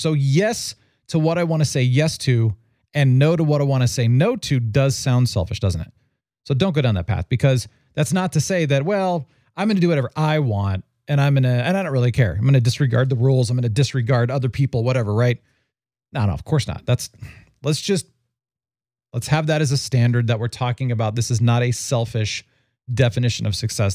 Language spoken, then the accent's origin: English; Phoenix, Arizona, United States; I grew up in Phoenix